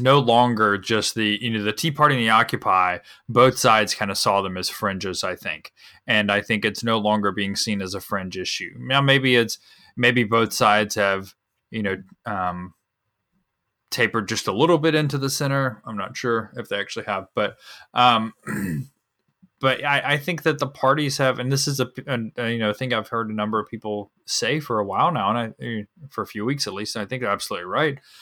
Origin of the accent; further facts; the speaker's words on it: North Carolina, United States; moved away; I'm from North Carolina